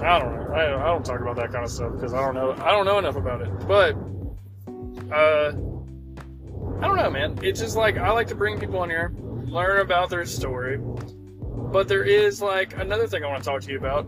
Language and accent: English; Fort Oglethorpe, Georgia, United States; I'm from Fort Oglethorpe, Georgia